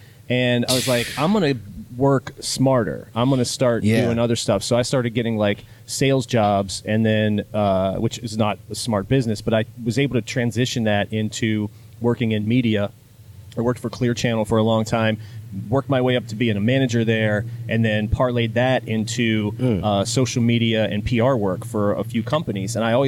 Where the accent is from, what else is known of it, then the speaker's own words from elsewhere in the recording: Wheeling, West Virginia, United States; I grew up in northern West Virginia. I was born in Wheeling, West Virginia, which is in West Virginia. People think that I'm from the South, but there's this little skinny panhandle at the top of West Virginia, and also not Western Virginia.